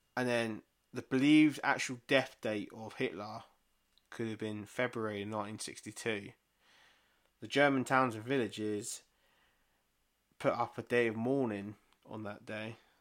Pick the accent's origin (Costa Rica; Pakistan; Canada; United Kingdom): United Kingdom; England; we're fucking English